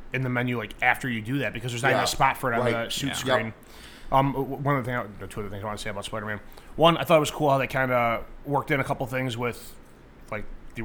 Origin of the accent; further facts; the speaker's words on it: Chicago, Illinois, United States; I'm from Chicago.